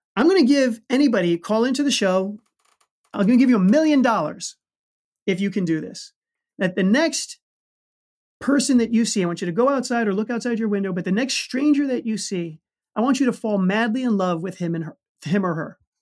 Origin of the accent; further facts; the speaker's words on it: New York City, New York, United States; I grew up in the Bronx